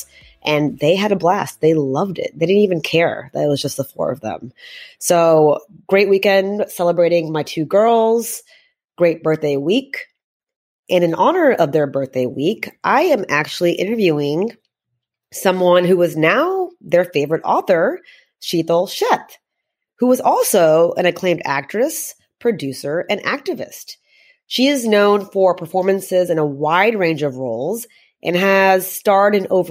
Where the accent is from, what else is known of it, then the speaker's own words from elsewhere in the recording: Texas, United States; I'm from Texas